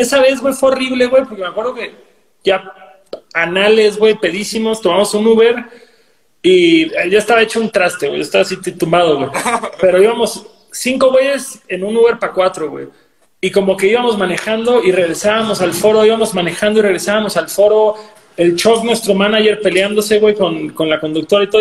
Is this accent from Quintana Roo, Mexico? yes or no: yes; Cancún, Quintana Roo, Mexico; yo soy de Cancún